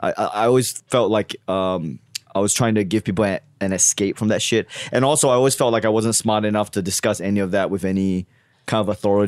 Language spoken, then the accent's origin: English; Australia; now in United States; Yeah, I moved here from Australia.